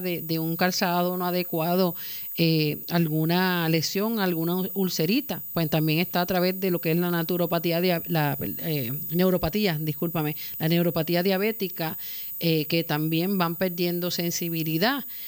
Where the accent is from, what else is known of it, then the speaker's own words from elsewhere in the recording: Puerto Rico; como puertorriqueños, como latinoamericanos